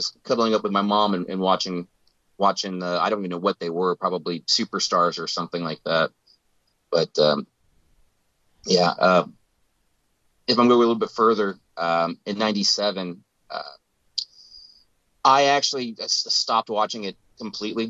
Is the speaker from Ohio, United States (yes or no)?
yes; Ohio, United States; I grew up in Ohio. Well, I was born in Ohio